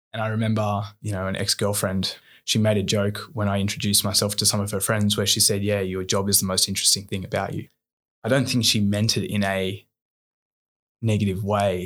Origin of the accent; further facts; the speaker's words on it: Bowral, New South Wales, Australia; also born or lived in Wollongong; I grew up in Bowerell, an hour and a half south of Sydney.